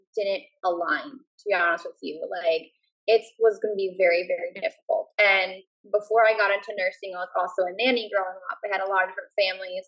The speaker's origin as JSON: {"language": "English", "region": "New Jersey", "country": "United States", "said": "I'm from New Jersey"}